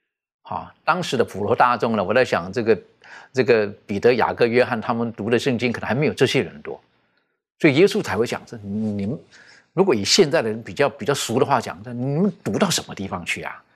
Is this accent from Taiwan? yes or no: no; China; 这个跟我们，特别是我们中国人，我们那种思维哈，我们孝道百善孝为先哈